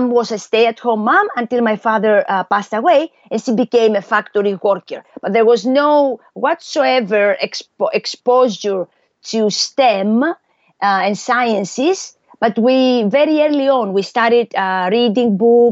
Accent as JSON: {"language": "English", "town": "Athens", "region": "Attica", "country": "Greece", "tie": "born or raised there", "also_born_or_lived": "United States / Europe / Asia", "moved": "yes", "said": "I was born and raised in Athens, in Greece"}